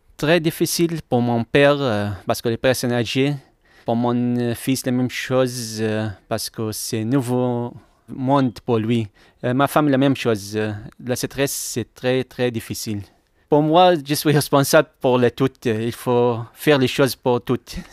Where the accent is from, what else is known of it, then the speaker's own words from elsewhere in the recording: Mosul, Nineveh, Iraq; French is a second language; moved away as an adult; also born or lived in Kurdistan Region, Iraq; now in Lyon, France; mon pays, Mossoul.